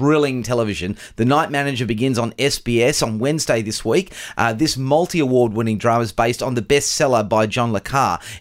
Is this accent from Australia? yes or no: yes; Australia; accent: Australian; That's my Australian accent.